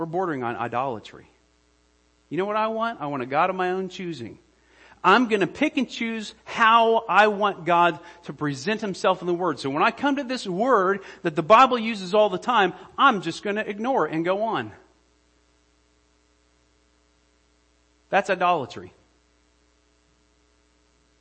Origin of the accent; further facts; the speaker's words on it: United States; I'm an American